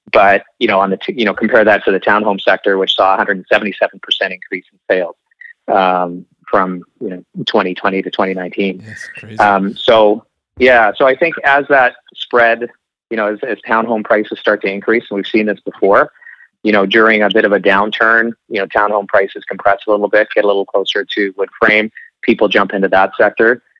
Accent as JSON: {"language": "English", "area": "Okanagan", "region": "British Columbia", "country": "Canada", "moved": "yes", "lives_now": "Vancouver, Canada", "said": "I'm I'm from the Okanagan"}